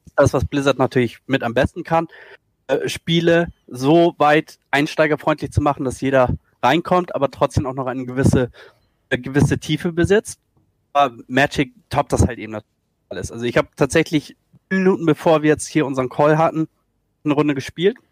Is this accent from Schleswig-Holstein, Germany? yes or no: yes; Schleswig-Holstein, Germany; also born or lived in Hamburg; komme aus Norddeutschland, äh, aus Schleswig-Holstein